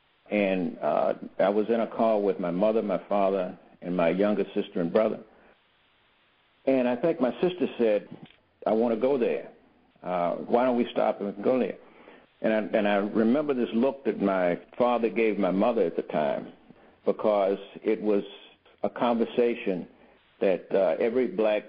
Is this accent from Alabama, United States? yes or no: yes; Alabama, United States; And I grew up in Alabama in the 50s. I finished elementary school and high school. I finished high school in 1960.